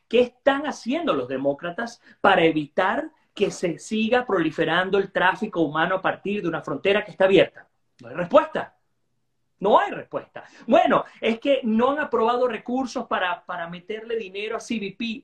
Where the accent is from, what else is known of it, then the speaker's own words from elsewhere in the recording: Guayana, Venezuela; now in Florida, United States; Yo soy de Guayana